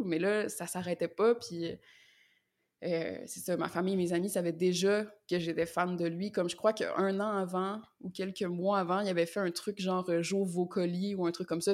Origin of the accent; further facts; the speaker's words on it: Quebec, Canada; also born or lived in Montreal; je suis québécoise, donc je viens du Québec et j'habite à Montréal